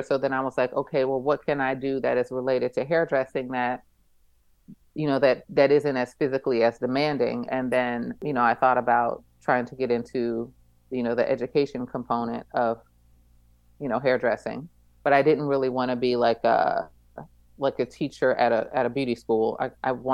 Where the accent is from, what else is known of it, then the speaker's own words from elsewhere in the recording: East Coast, United States; moved away as an adult; also born or lived in Abu Dhabi; I grew up on the East Coast